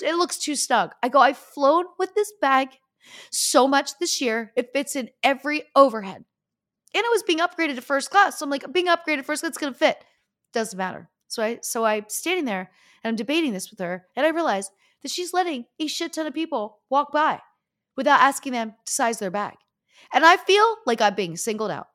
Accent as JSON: {"language": "English", "town": "Easton", "region": "Pennsylvania", "country": "United States", "tie": "born or raised there", "moved": "yes", "said": "I'm from Easton, Pennsylvania, which is even smaller than Pittsburgh"}